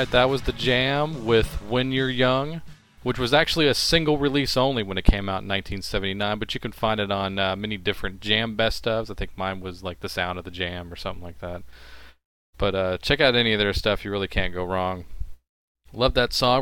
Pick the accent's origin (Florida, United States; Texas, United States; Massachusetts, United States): Texas, United States; I'm from Texas